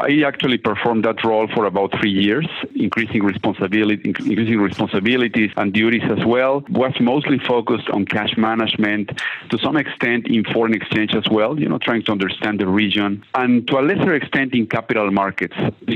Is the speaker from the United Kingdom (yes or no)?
no; Mexico; moved away; I'm originally from Mexico, very large city